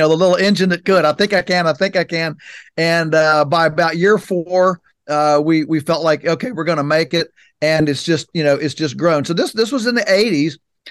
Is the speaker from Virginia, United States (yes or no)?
yes; Virginia, United States; So our farm is in Virginia's Shenandoah Valley, which is on the western side of the state. And so we're 3 hours from Washington, D.C.